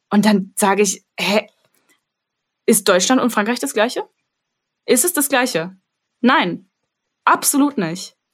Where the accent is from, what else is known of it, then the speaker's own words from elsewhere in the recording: Armenia; dass ich sage, ich bin Armenierin und Leute sind so, ah ja, okay, ja, klar, kenne ich.